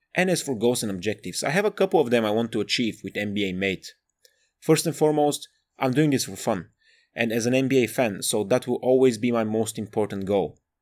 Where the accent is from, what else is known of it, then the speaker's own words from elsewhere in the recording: Bulgaria; moved away as an adult; now in Sheffield, United Kingdom; I'm from Bulgaria, but I live in the north of England, shout out Sheffield and South Yorkshire